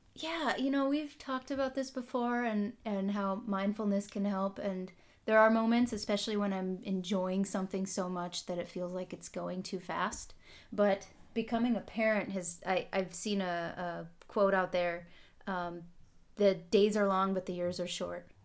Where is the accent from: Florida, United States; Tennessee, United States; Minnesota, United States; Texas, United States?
Minnesota, United States; Holly; moved away as an adult; also born or lived in Israel; now in California, United States; I'm from the northern part of Minnesota, rural Minnesota. Most people haven't heard of it. Tiny little town called Holly